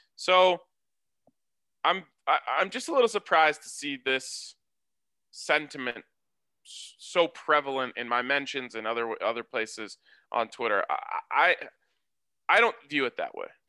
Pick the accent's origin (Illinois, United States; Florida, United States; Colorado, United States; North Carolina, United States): Colorado, United States; my hometown and Boulder